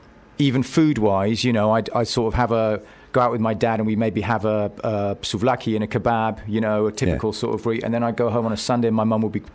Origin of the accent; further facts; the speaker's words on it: Nicosia, Cyprus; moved away as an adult; I was born in Nicosia, which is the capital.